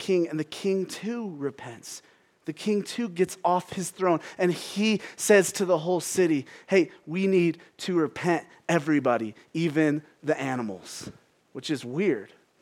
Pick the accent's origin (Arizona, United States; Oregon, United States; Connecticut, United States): Arizona, United States; Phoenix; I'm from Phoenix. And growing up, a pet peeve of mine, I'm from actual Phoenix